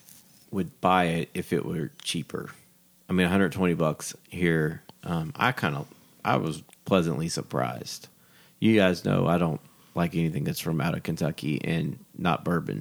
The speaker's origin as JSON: {"language": "English", "country": "Canada", "said": "Being a Canadian"}